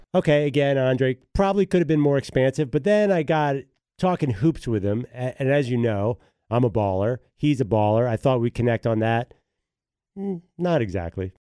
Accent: Philadelphia, Pennsylvania, United States; So I grew up in Philadelphia. I went to Lower Merion

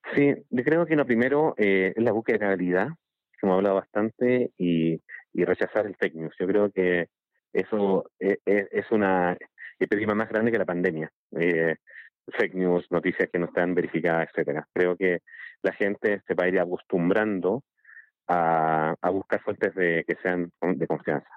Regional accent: Chile; yo soy de Chile

